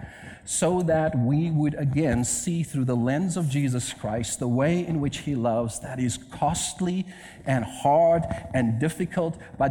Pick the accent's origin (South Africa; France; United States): South Africa; Cape Town, Western Cape; moved away; I'm from Cape Town, South Africa